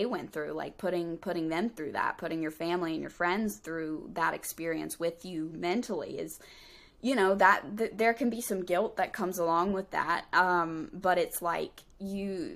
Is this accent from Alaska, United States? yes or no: no; North Carolina, United States; We're both like from North Carolina